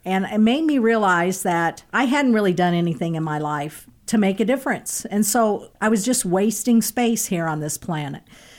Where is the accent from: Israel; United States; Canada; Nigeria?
United States; Kansas City, Missouri; I was born and lived in Kansas City, been here my whole life, except for a few months that I was gone. Currently, I live in Liberty, Missouri